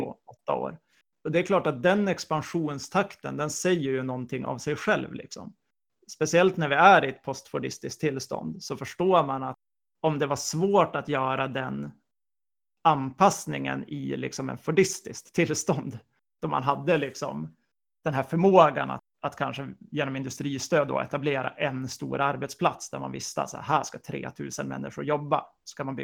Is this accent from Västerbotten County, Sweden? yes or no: yes; Umeå, Västerbotten County, Sweden; det är inte jag som tjänar som Umebo på att Dorotea förlorar sina resurser.